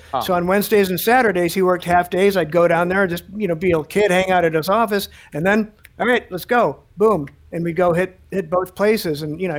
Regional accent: Chicago, Illinois, United States; I grew up in Chicago

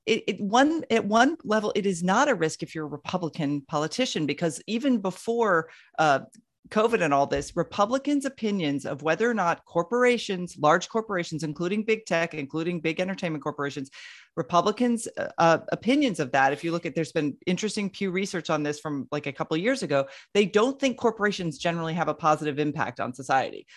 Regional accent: Florida, United States; having been born and raised in Florida

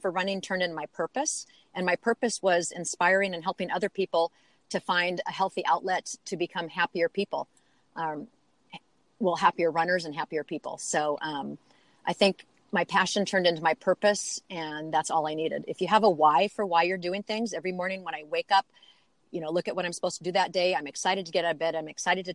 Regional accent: Seattle, Washington, United States; moved away as an adult; also born or lived in Phoenix, Arizona; I grew up in Seattle, and we moved to Phoenix when I was in my mid-30s.

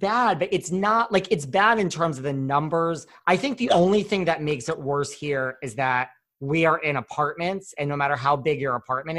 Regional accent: Connecticut, United States; now in New York City, United States; I am a typical New Yorker, despite the fact that I grew up in Connecticut.

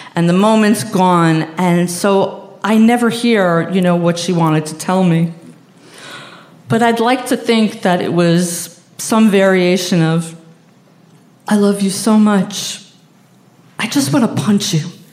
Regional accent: Long Island, New York, United States; I'm a middle class Jew from Long Island.

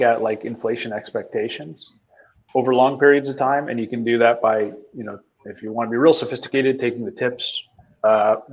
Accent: Canada; I'm Canadian

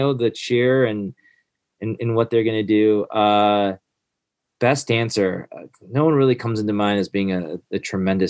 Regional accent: Michigan, United States; now in Blacksburg, United States; I grew up in Michigan

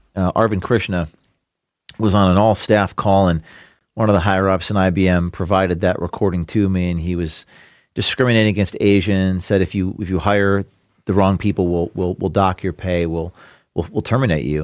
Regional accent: New Jersey, United States; I'm from New Jersey

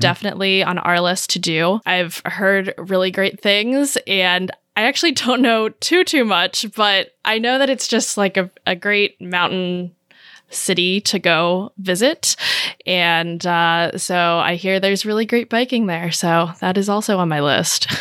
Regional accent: Maryland, United States; moved away as an adult; also born or lived in Southern California; now in Portland, United States; I am from Maryland originally. I grew up there

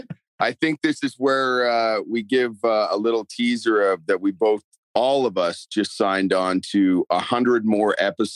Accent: Canada; accent: Canadian; I mean, my Canadian accent was beaten out of me for this show.

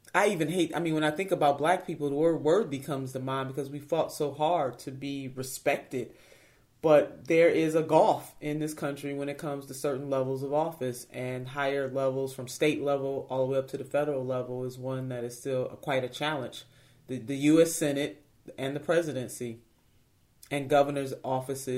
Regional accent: Cleveland, Ohio, United States; I'm a city girl. I'm from Cleveland, Ohio.

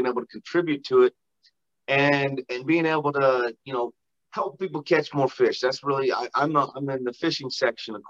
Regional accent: Utah, United States; I grew up in Utah, which is phenomenal outdoors fishing

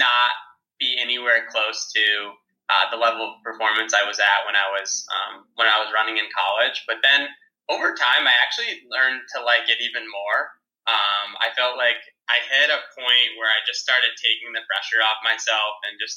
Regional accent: New York City, New York, United States; me being a New Yorker

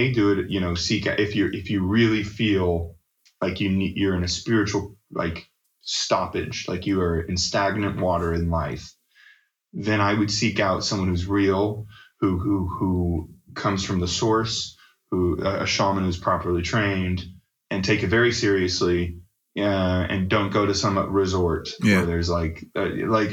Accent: Las Vegas, Nevada, United States; Mix 94.1, the station I grew up listening to in Las Vegas

